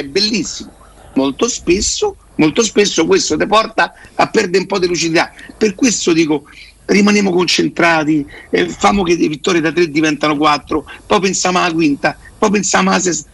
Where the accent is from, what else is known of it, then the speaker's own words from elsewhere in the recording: Rome, Lazio, Italy; io so da Roma